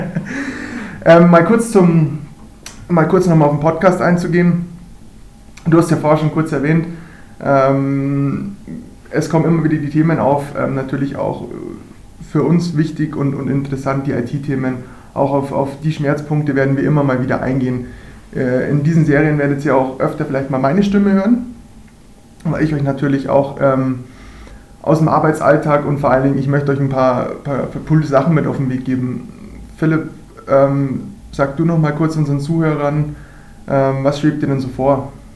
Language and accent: German; Ingolstadt, Bavaria, Germany; Ich bin eigentlich auf dem Eis auch aufgewachsen, groß geworden, natürlich auch hier beim hiesigen ERC Ingolstadt.